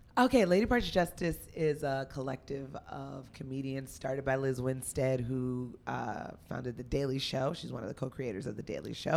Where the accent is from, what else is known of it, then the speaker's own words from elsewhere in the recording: Union, New Jersey, United States; moved away as an adult; also born or lived in Los Angeles; now in New York, United States; I'm a Jersey girl. I'm from Union, New Jersey